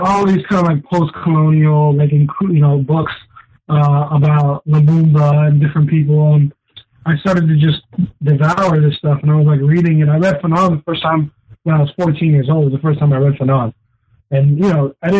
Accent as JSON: {"language": "English", "town": "Ontario", "region": "Oregon", "country": "United States", "tie": "born or raised there", "also_born_or_lived": "Nampa, Idaho", "said": "grew up in a town called Ontario, Oregon"}